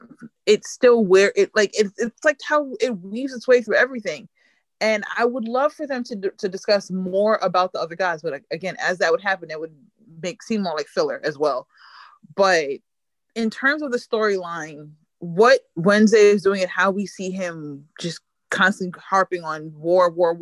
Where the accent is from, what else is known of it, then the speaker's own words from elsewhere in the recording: United States; being American